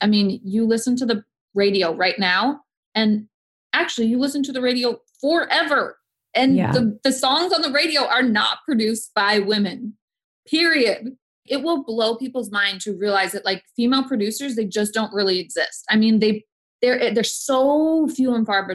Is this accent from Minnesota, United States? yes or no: yes; Minneapolis, Minnesota, United States; now in Los Angeles, United States; I grew up in a very sheltered, middle-class white suburb of Minneapolis